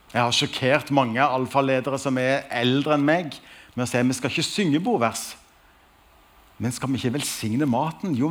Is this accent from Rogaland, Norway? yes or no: yes; Stavanger, Rogaland, Norway; Jeg er fra Stavanger og har altså gleden av å være nasjonal leder i Alfa Norge.